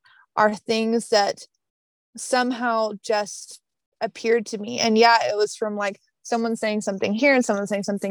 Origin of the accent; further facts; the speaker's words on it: the South, Southern United States, United States; accent: Southern; my Southern accent